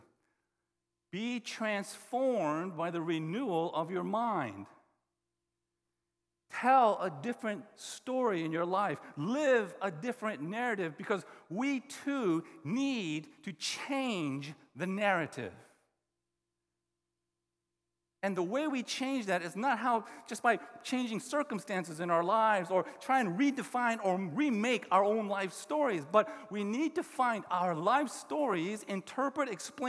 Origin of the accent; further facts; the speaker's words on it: the South, United States; I grew up in the South